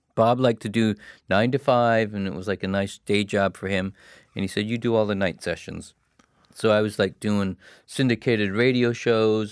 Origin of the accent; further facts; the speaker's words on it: Hamilton, Ontario, Canada; moved away; I came from Hamilton